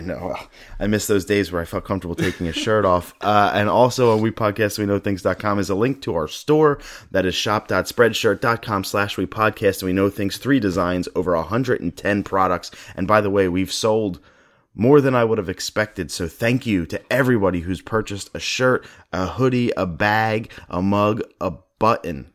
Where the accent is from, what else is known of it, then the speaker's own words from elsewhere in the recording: Philadelphia, Pennsylvania, United States; I am from Philadelphia.